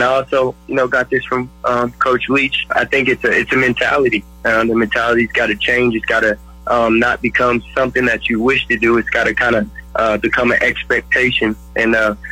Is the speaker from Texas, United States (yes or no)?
yes; West Texas, United States; I'm a West Texas guy.